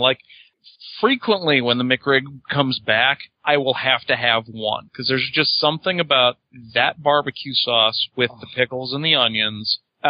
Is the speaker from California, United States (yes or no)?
no; Cicero, Illinois, United States; growing up in Cicero.